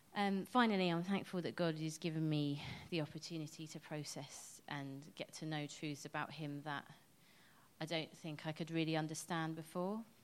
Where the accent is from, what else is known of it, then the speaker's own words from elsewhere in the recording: England, United Kingdom; I'm quite English